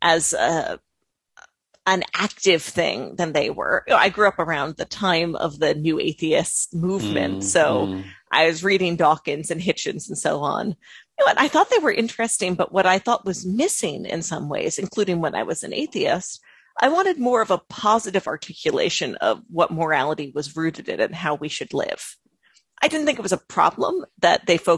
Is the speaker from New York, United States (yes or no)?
yes; Long Island, New York, United States; I grew up on Long Island